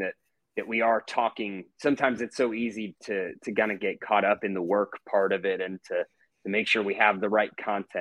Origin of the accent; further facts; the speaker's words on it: Atlanta, Georgia, United States; also born or lived in Oxford, Mississippi / Jackson, Mississippi; growing up here. You know, I moved here when I was 3 years old